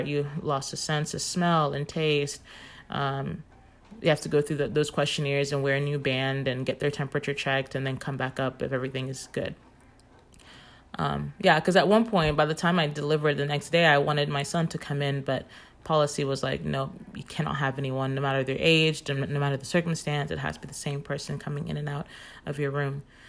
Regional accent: Nigeria; moved away; I'm from Nigeria

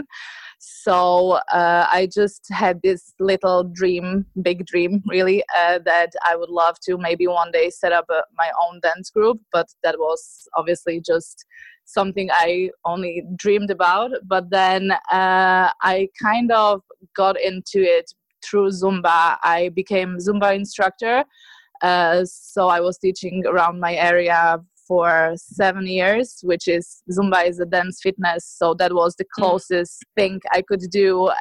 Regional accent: Slovakia; moved away as an adult; now in Ireland; I moved to Ireland about 12 years ago. And before that, I'm from Slovakia

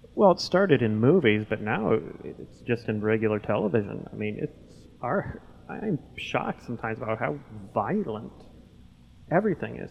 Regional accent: Lewistown, Montana, United States; in my hometown of Lewistown, Montana

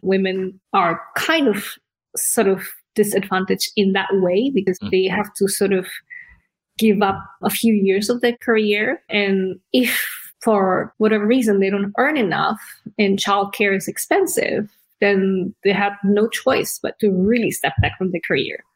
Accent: Indonesia; also born or lived in Australia; now in United Kingdom; I was born in Indonesia. We're like third generation there

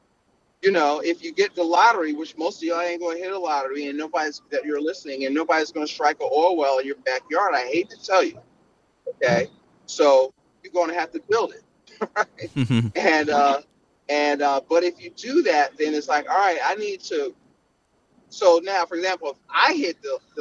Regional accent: Philadelphia, Pennsylvania, United States; I'm from Philly

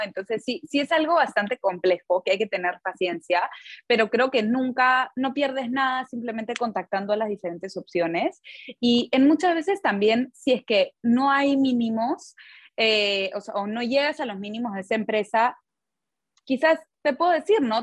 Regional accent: Peru; yo, bueno, crecí en Perú

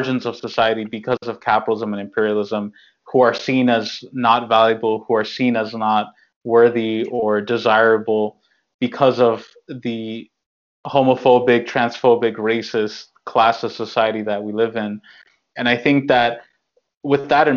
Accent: New York, United States; I'm born and raised in New York

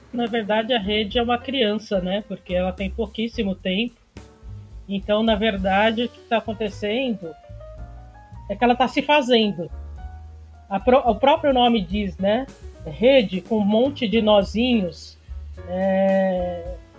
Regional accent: São Paulo, Brazil; de São Paulo

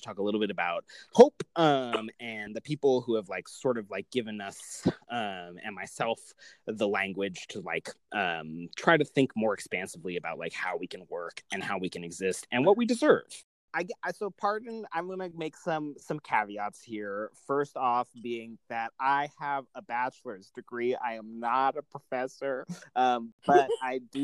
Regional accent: United States; as an American

